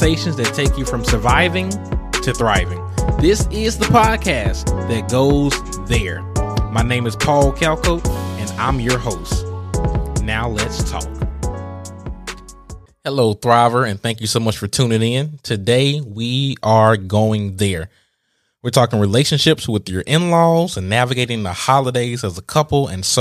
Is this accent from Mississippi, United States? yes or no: yes; Mississippi, United States; the great state of Mississippi, my home state